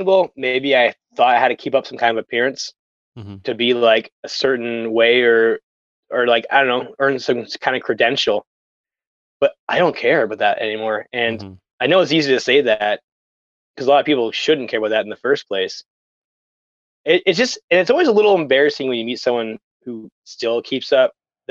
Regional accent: a small town 2 hours from Oshawa, Ontario, Canada; now in Toronto, Canada; growing up in a small town where I had to get on that GO train to come down to the Cool House to see a band, and they have to, like, leave before they were done to make the last GO train back, and then still have to drive 2 hours from Oshawa to my hometown

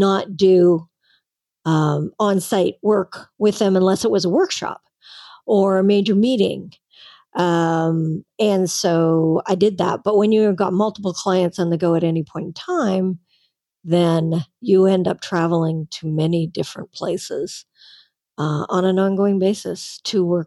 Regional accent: Canada; I'm a Canadian

